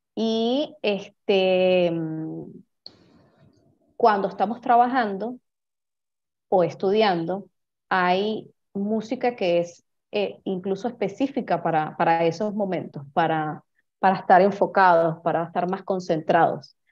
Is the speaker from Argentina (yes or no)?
no; Venezuela; first language Spanish; soy venezolana, vivo en Caracas, Venezuela en este momento